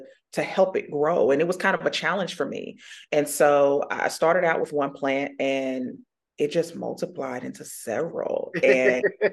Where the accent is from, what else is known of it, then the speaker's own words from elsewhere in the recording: Indianapolis, Indiana, United States; I was born and raised here in Indianapolis on the northwest side of town, grew up in Pike Township, went to Pike High School.